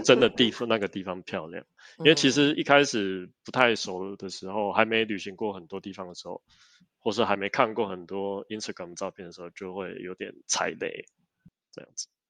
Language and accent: Chinese; Taiwan; 我们台湾人真的是很重视